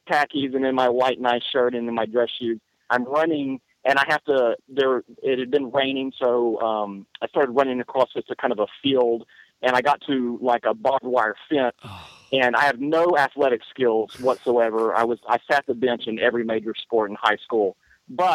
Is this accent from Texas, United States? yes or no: yes; East Texas near Tyler, United States; I grew up in Austin, Texas, which is East Texas near Tyler, and we're out in the country